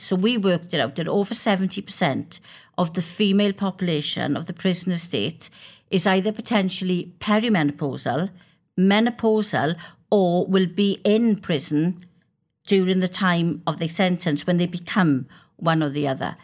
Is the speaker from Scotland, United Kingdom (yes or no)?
no; Wales, United Kingdom; I'm a Welsh member of Parliament